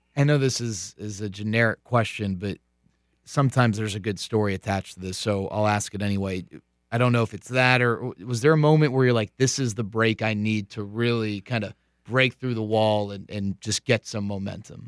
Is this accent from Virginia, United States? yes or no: no; Texas, United States; growing up in Texas